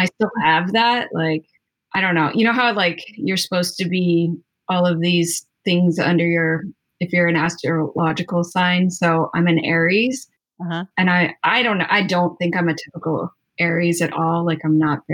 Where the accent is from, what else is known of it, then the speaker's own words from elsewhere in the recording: Chicago, Illinois, United States; moved away as an adult; also born or lived in Wellington, Florida / South Carolina; now in Jacksonville, United States; I'm from Chicago originally.